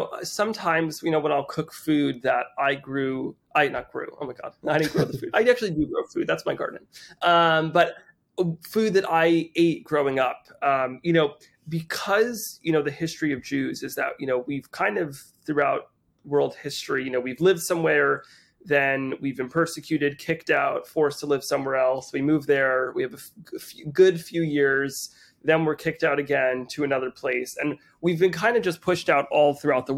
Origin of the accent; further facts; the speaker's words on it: Teaneck, New Jersey, United States; I grew up in Teaneck, New Jersey, in a mostly Ashkenazi Jewish community